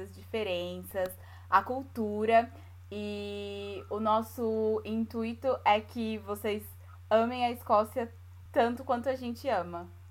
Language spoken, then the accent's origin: Portuguese; São Paulo, Brazil; accent: paulista; moved away as an adult; also born or lived in Bahia / Maryland, United States; now in Edinburgh, United Kingdom; Na verdade, eu nasci na Bahia, mas fui uhum. para São Paulo com um mês de nascida, então a gente considera mesmo de São Paulo.